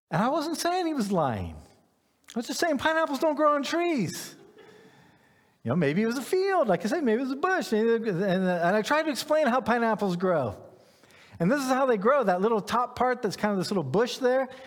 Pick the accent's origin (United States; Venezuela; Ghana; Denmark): Ghana; I grew up in, in West Africa. I grew up in Ghana. I had pineapples growing in my yard.